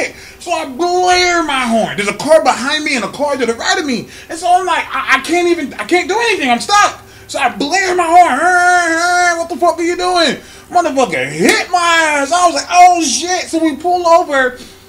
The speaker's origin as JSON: {"language": "English", "region": "California", "country": "United States", "said": "I'm from California, but my whole family is from Birmingham, Alabama."}